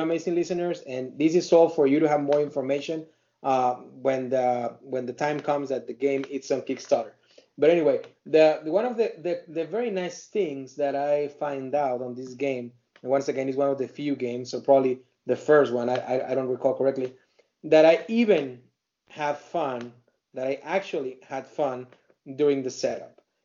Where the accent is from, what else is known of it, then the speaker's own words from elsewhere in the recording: Mexico; English is a second language; now in United States; I'm an Hispanic, you know, person, very proud Mexican that I live uh, in here in U.S. and I, I love my my country Mexico